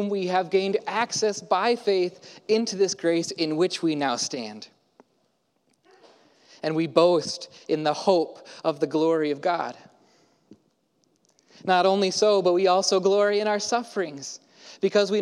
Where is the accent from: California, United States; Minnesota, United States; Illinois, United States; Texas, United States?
Texas, United States; Houston; now in Portland, United States; I grew up in Houston, Texas, and so the y'all is in my blood, but I don't get to use it too much in Portland